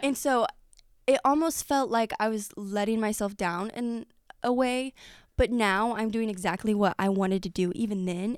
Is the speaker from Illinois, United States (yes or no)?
yes; Effingham, Illinois, United States; I grew up in Effingham.